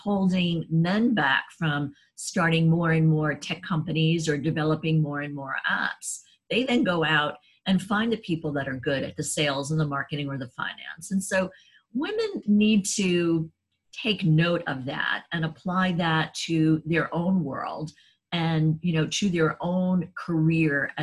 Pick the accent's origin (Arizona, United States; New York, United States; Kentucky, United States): New York, United States; New York City; now in Washington, D.C., United States; I grew up in New York City and I live in downtown Washington, D.C.